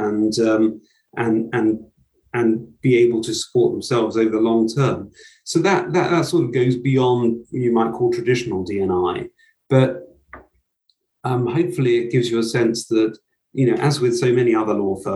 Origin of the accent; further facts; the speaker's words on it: Brighton and Hove, South East England, United Kingdom; I grew up in Brighton and Hove